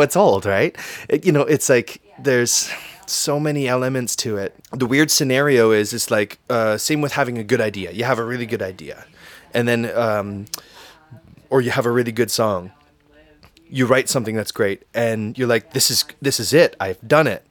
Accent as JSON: {"language": "English", "town": "Windsor", "region": "Ontario", "country": "Canada", "tie": "born or raised there", "also_born_or_lived": "Toronto", "said": "I love my hometown"}